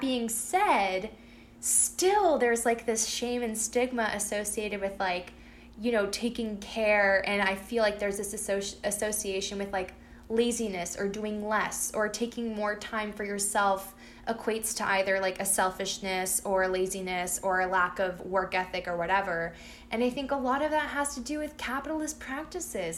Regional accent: Peabody, Massachusetts, United States; my hometown, I mean, there's like separations within my hometown and it's like oh um, you know everyone who ha- who is low income and um, is not white lives in central peabody

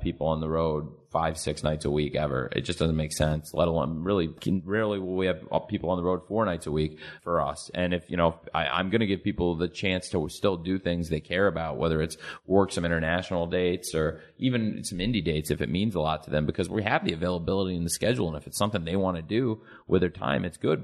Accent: Jacksonville, Florida, United States; my hometown, Jacksonville, Florida

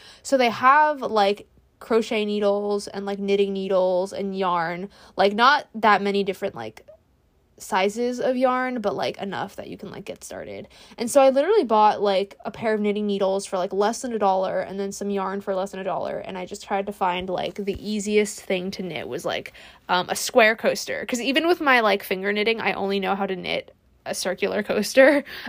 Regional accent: California, United States; and I feel like since I'm from California and like wildfires are like totally a thing

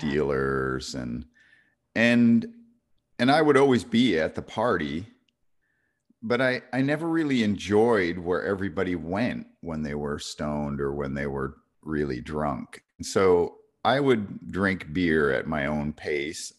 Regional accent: New York, United States; even at thirteen growing up in New York

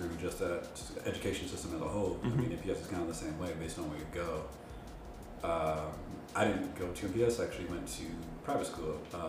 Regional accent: Milwaukee, Wisconsin, United States; moved away as an adult; also born or lived in Madison; we're both from Wisconsin, grew up in Milwaukee as well, but I lived in Madison, which is the other big city in Wisconsin.

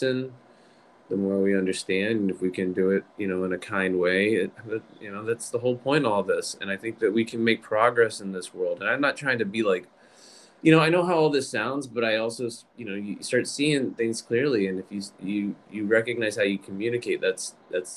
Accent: Virginia, United States; I grew up in Virginia, and like I said, it was pretty Southern

